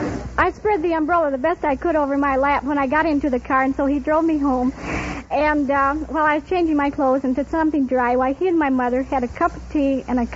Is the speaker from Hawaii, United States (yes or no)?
no; Kalamazoo, Michigan, United States; born or raised there; moved away